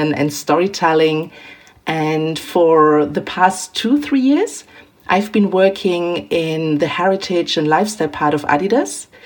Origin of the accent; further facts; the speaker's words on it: Germany; moved away as an adult; also born or lived in Milan / London / Tokyo; I am born and raised in Germany